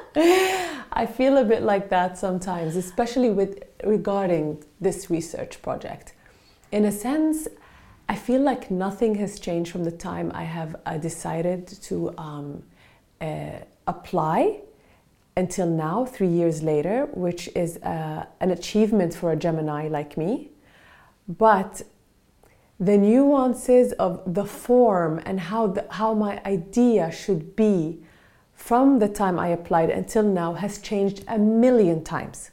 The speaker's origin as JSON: {"language": "English", "country": "Palestine", "moved": "yes", "lives_now": "Norway", "said": "I'm actually Palestinian from Palestine originally"}